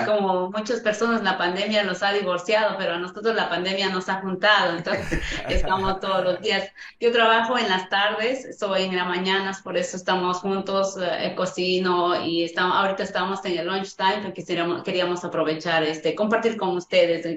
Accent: Huancayo, Junín, Peru; moved away as an adult; yo soy de Perú, yo soy de Perú y trabajo de limpieza

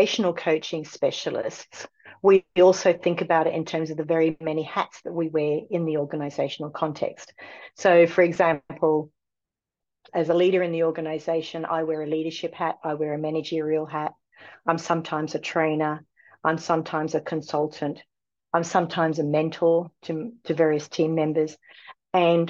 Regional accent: Australia; moved away; I come from Australia

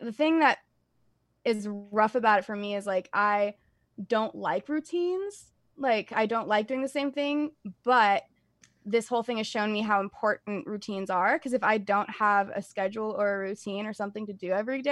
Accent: United States; I am not Persian or from the Middle East. I am very American.

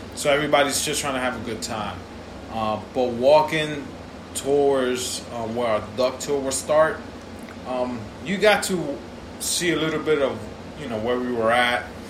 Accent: New York City, New York, United States; me as a New Yorker for life

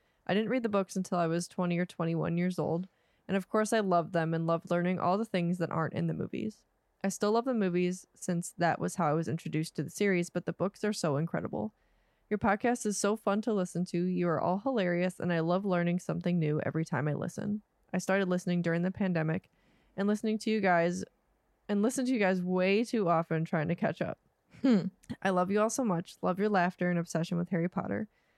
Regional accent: Nova Scotia, Canada; I'm 22 years old, and I'm from South Shore, Nova Scotia, Canada.

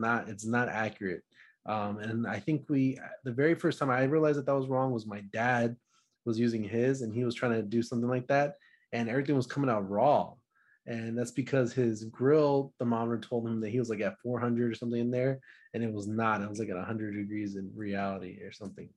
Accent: Dallas, Texas, United States; I'm from Dallas, Texas

